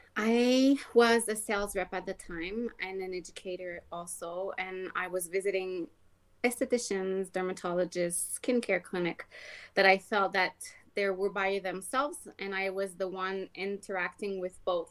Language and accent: English; Quebec, Canada; English is a second language; moved away as an adult; also born or lived in Ontario / British Columbia; now in Alberta, Canada; born and raised in Quebec